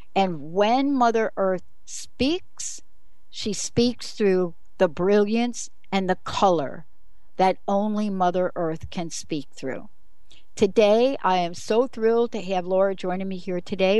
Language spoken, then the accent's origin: English; New York City, New York, United States; accent: New York; moved away; I'm a girl from New York City.